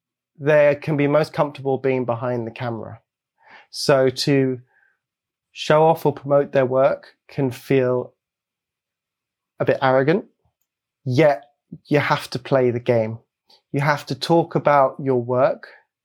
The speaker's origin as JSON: {"language": "English", "country": "Belgium", "tie": "born or raised there", "also_born_or_lived": "Hong Kong", "said": "I was born in Hong Kong and I grew up in Belgium."}